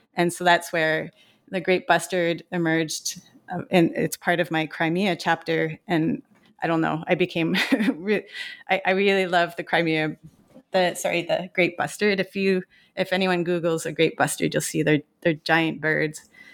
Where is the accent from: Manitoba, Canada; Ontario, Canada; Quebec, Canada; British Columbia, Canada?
Quebec, Canada; Montreal; I grew up in Montreal, Quebec